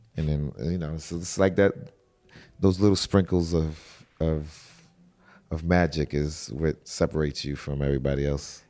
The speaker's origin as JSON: {"language": "English", "town": "New York City", "region": "New York", "country": "United States", "also_born_or_lived": "Atlanta", "moved": "yes", "said": "I'm from New York City"}